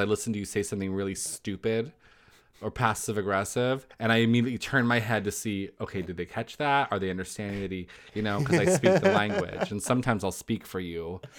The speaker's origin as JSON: {"language": "English", "town": "Los Angeles", "region": "California", "country": "United States", "said": "Well, I'm from Los Angeles."}